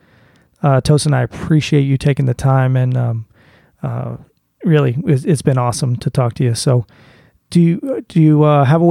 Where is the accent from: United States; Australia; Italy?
United States; Boston, Massachusetts; as a Bostonian